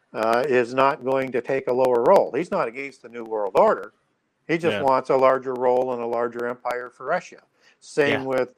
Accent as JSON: {"language": "English", "country": "Canada", "said": "I'm Canadian"}